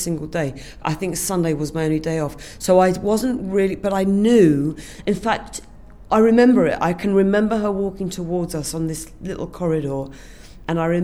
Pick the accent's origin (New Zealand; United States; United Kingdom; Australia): United Kingdom; London; I come from Finchley